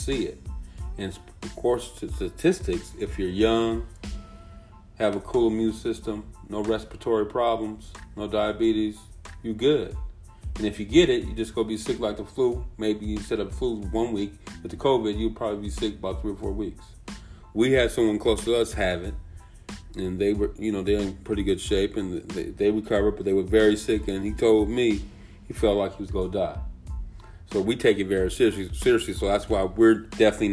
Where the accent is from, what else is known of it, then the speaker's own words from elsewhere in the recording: California, United States; I'm from Cali